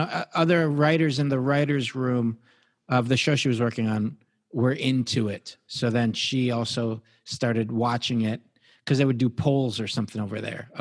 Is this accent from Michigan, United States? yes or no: yes; Detroit, Michigan, United States; also born or lived in New York; now in California, United States; growing up in Detroit, in Michigan